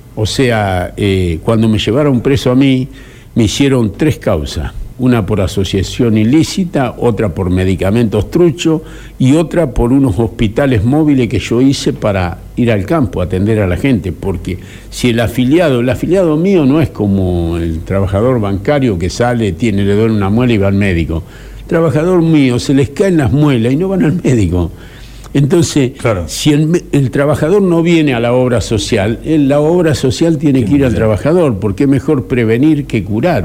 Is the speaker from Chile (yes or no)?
no; Argentina; Los argentinos nos sentimos en libertad